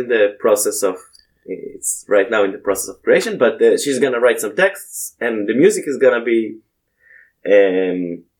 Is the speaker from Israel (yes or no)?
yes; Israel; moved away; I grew up in Israel, so we have Bible class